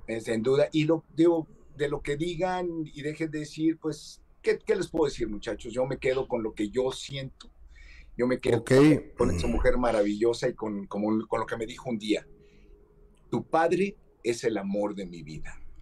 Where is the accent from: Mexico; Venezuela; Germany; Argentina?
Mexico; nosotros como mexicanos, los mexicanos